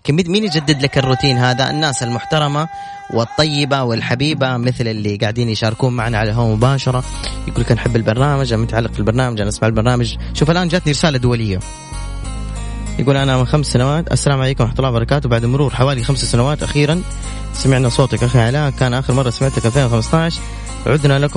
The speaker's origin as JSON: {"language": "Arabic", "town": "Jeddah", "region": "Makkah Province", "country": "Saudi Arabia", "said": "من جدة"}